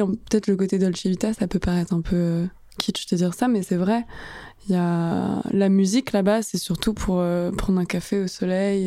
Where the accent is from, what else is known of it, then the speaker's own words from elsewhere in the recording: Asnières-sur-Seine, Île-de-France, France; also born or lived in Paris / Italy; j'ai grandi à Agnières. Je fais tout mon primaire, collège, lycée là-bas.